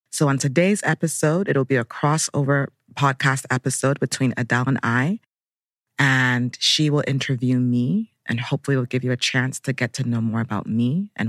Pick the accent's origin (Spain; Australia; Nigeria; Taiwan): Nigeria; now in Brooklyn, United States; I'm Nigerian-American. I live in Brooklyn, New York, but Abuja, Nigeria is also home.